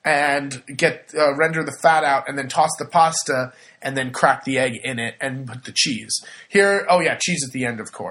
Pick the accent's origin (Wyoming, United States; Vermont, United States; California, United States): California, United States; moved away as an adult; now in Le Marche, Italy; I'm from California